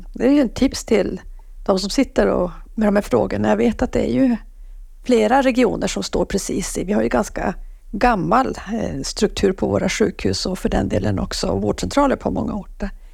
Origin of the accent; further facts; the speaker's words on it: Norrbotten County, Sweden; jag som är norrbottning